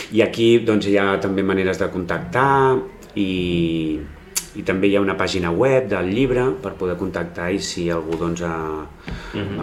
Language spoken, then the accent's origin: Catalan; Blanes, Catalonia, Spain; al meu poble, no? que és a, eh, Blanes a, eh, és el meu poble